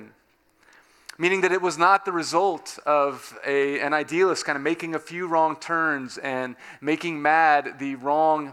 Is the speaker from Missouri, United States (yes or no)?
no; Southern California, United States; moved away; I grew up in Southern California